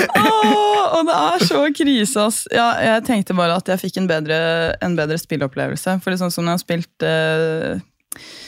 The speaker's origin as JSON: {"language": "Norwegian", "town": "Gol", "region": "Buskerud", "country": "Norway", "tie": "born or raised there", "said": "jeg er fra Gol, og vi bodde på et litt øde sted"}